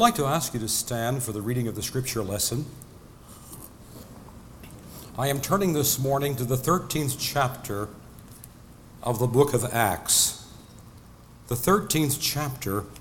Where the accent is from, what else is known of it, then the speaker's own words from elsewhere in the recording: Nebraska, United States; I'm from Nebraska, where windmills are still quite in evidence.